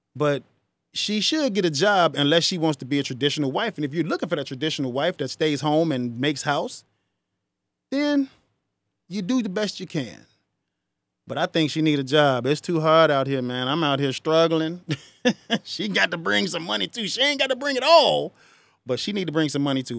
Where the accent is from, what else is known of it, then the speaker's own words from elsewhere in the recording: United States; I'm not from Africa. My ancestors are, but I was born here